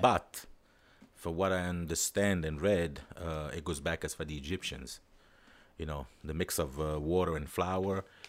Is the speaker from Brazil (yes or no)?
no; Naples, Campania, Italy; also born or lived in New York, United States; now in Israel; I'm just from Napoli